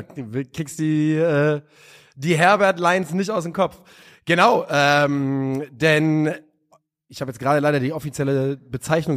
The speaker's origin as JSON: {"language": "German", "region": "Hesse", "country": "Germany", "said": "als Hesse, wir sehen uns nicht als Süddeutsche"}